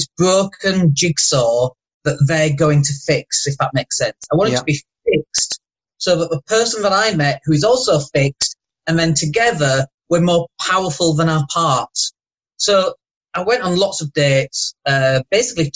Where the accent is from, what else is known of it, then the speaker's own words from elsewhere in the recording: Leeds, Yorkshire and the Humber, United Kingdom; moved away as an adult; now in Spain; I'm from Leeds, 47.